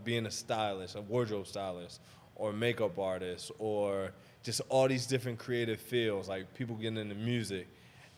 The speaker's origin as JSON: {"language": "English", "town": "Baltimore", "region": "Maryland", "country": "United States", "tie": "born or raised there", "also_born_or_lived": "Atlanta", "moved": "as an adult", "lives_now": "Los Angeles, United States", "said": "I'm originally from Baltimore. So after I was there until I was 18"}